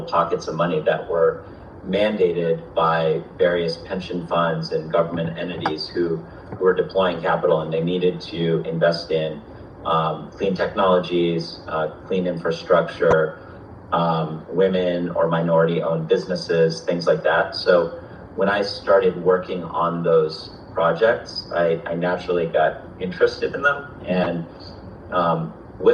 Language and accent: English; Vermont, United States; I grew up in Vermont, so nature's always been just a part of my life